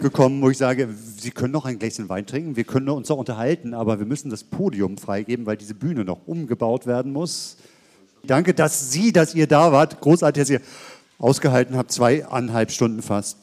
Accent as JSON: {"language": "German", "region": "Hamburg", "country": "Germany", "tie": "born or raised there", "moved": "yes", "lives_now": "Berlin, Germany", "said": "ich bin gebürtiger Hamburger"}